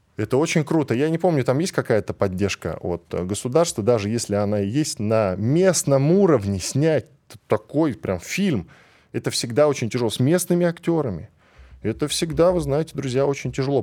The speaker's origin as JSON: {"language": "Russian", "country": "Russia", "tie": "born or raised there", "said": "я, как человек, который родился и вырос в этой стране"}